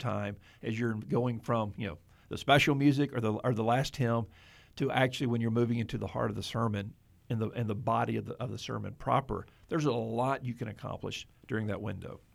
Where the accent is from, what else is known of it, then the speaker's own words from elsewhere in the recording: Mobile, Alabama, United States; moved away; my hometown of Mobile, Alabama.